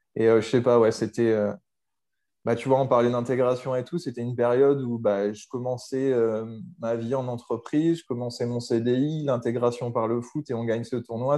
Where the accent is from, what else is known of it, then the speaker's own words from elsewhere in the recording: Bordeaux, Nouvelle-Aquitaine, France; J'ai grandi à Bordeaux. Je suis bah, à Bordeaux depuis que j'ai trois ans